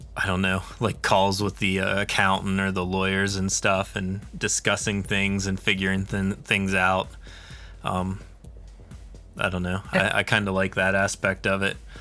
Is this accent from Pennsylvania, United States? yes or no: yes; Pennsylvania, United States; now in New Mexico, United States; I'm from Pennsylvania originally, and I'm living in New Mexico now